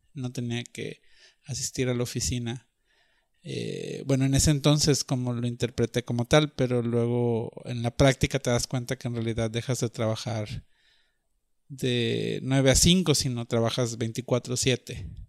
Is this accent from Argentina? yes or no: no; Monterrey, Nuevo León, Mexico; also born or lived in Guadalajara; crecí en Monterrey en los 80